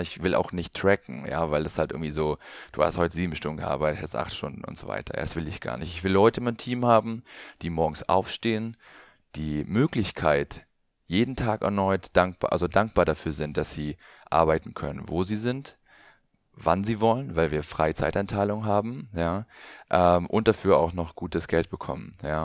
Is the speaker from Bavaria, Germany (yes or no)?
yes; Allgäu, Bavaria, Germany; ich komme aus dem Allgäu